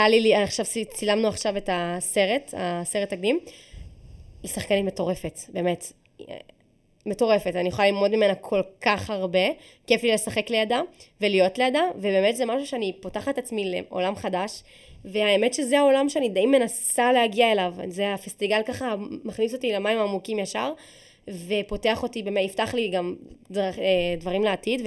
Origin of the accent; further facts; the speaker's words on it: Israel; אני ישראלית